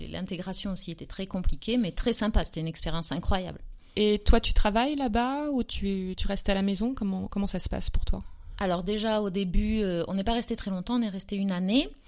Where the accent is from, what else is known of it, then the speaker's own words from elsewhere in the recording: south of France, France; Alors je viens d'un peu partout parce que j'ai beaucoup voyagé et j'ai beaucoup surtout déménagé en France depuis toute petite. Mais euh, là où je suis restée le plus longtemps et là où j'ai ma maison que j'appelle ma maison de famille, c'est dans le sud de la France